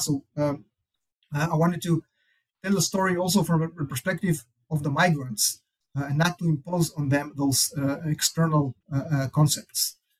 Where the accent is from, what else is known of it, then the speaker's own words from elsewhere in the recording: Kibbutz Shamir, Northern District, Israel; also born or lived in Tel Aviv, Israel / Chicago, United States; I grew up in Israel